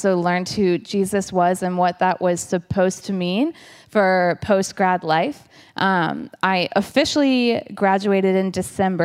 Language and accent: English; Richmond, Virginia, United States; moved away; I'm from Richmond, Virginia, originally